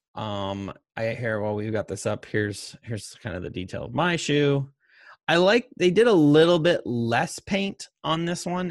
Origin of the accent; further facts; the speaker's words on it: Montana, United States; moved away; also born or lived in Las Vegas; we grew up in Montana